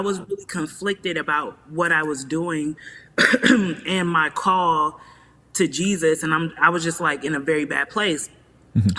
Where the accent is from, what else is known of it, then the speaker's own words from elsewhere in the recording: Nigeria; We're both Nigerian and we have a lot of family in common